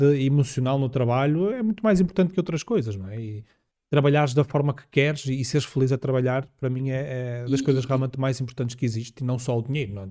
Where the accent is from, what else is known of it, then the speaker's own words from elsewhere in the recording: Minho, Portugal; Região do Minho, uh, porque eu sou minhoto.